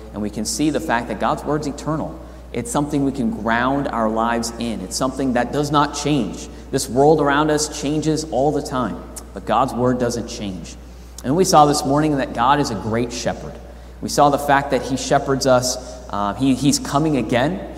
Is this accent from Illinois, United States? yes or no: no; California, United States; moved away; I grew up in California where the sun sets at the ocean